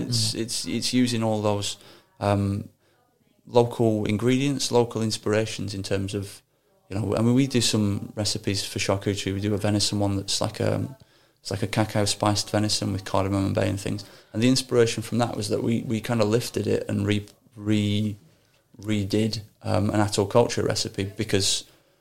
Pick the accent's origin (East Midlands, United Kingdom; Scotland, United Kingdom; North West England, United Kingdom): North West England, United Kingdom; Accrington; moved away as an adult; also born or lived in London; I'm from Accrington in Lancashire.